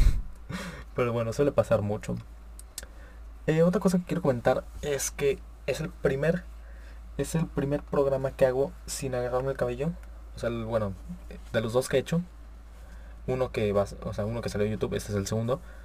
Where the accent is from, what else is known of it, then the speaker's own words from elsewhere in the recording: Monterrey, Nuevo León, Mexico; yo soy de Monterrey, Nuevo León